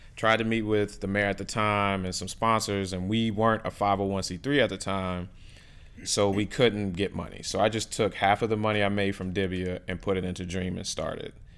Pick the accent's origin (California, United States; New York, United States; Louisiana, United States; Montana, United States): Louisiana, United States; New Orleans; moved away as an adult; now in Miami, United States; growing up in New Orleans, the, I mean, our culture is just amazing